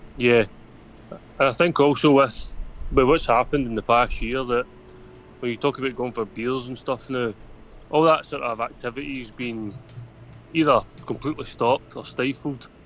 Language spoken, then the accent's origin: English; Scotland, United Kingdom; I'm Scottish